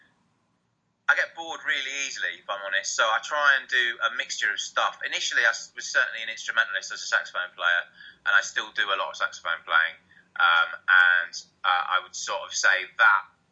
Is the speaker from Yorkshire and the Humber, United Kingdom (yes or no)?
yes; Harrogate, Yorkshire and the Humber, United Kingdom; I grew up in Harrogate in North Yorkshire.